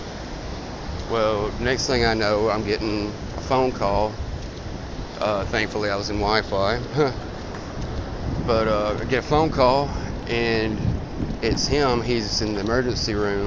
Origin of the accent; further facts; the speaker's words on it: Nashville, Tennessee, United States; moved away as an adult; now in Daytona Beach, United States; I was originally from Nashville, Tennessee